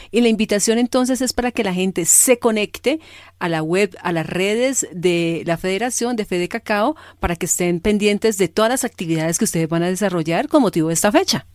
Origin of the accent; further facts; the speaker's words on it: Cali, Valle del Cauca, Colombia; soy de Cali